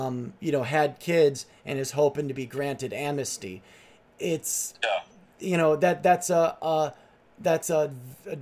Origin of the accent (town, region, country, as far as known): United States; born or raised there; also born or lived in upstate New York / Nashville, Tennessee; now in California, United States